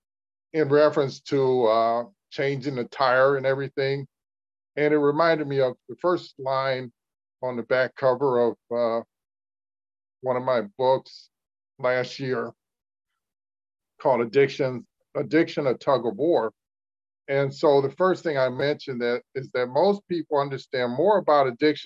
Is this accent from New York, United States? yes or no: no; Cleveland, Ohio, United States; I was living in my hometown, Cleveland, Ohio.